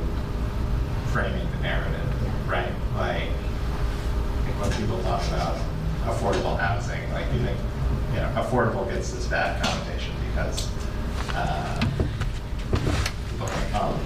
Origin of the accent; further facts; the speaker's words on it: New York, United States; now in Franklin, United States; I grew up in New York